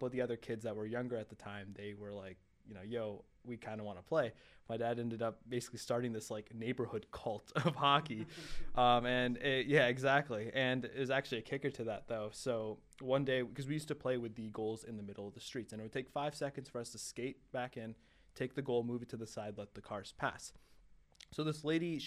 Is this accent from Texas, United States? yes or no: no; Michigan, United States; I was born in Michigan